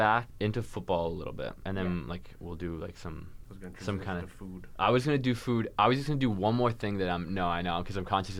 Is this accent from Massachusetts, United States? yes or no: yes; Massachusetts, United States; I'm from Mass